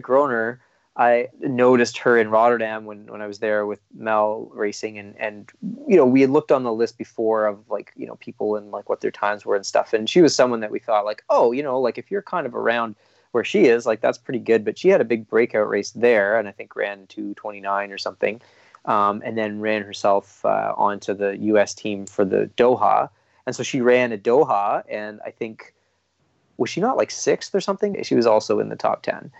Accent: Canada

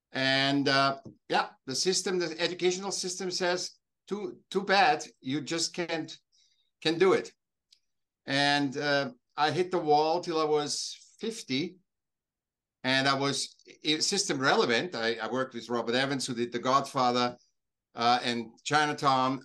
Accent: Vienna, Austria; now in Laguna Beach, United States; I was born in Vienna, in Austria, but I'm I'm I'm now living uh, south of Los Angeles, L- Laguna Beach.

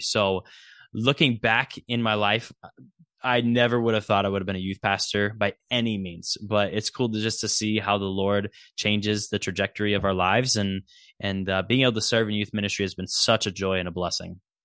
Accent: Nebraska, United States; I'm a Huskers fan because I'm from Nebraska

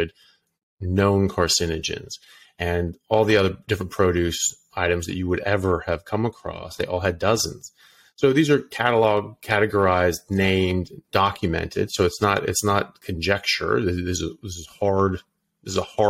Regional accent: United States; moved away as an adult; also born or lived in United Kingdom / Ireland; now in Australia; I'm an American doctor. I'm currently practicing in Australia

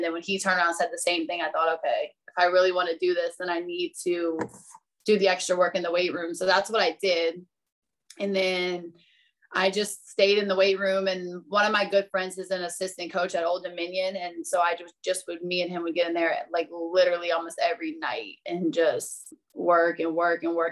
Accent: Virginia Beach, Virginia, United States; I am originally from Virginia Beach

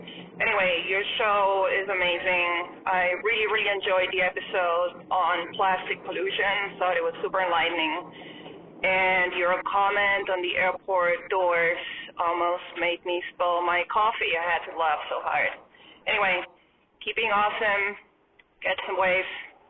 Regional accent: Argentina; now in Oregon, United States; I'm from Argentina. I live in Oregon

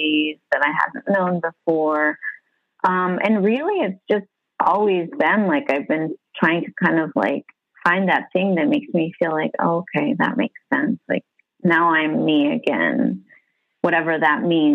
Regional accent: Massachusetts, United States; moved away as an adult; now in Miami, United States; I'm originally from Massachusetts.

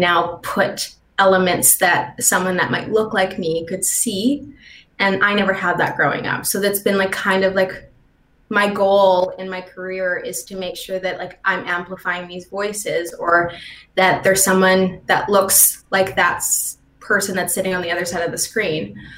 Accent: St. Albert, Alberta, Canada; moved away as an adult; also born or lived in Toronto / Vancouver; I never felt confident in myself until I left Edmonton because I grew up in St. Albert

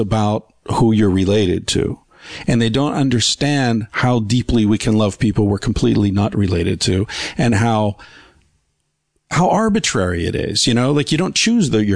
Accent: Beaver Falls, Pennsylvania, United States; I popped up in Beaver Falls, Pennsylvania

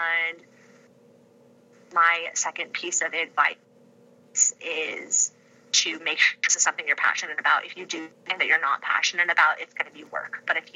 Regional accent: California, United States; moved away as an adult; now in Ypsilanti, United States; being a Michigander, but actually in my heart being a Californian

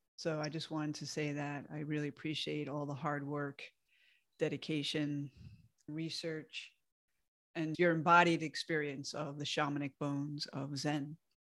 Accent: outside of the Bronx, New York, United States; moved away; I moved away from my hometown outside of the Bronx in New York.

